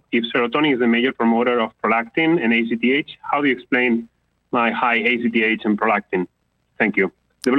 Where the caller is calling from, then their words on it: California, United States; calling from California.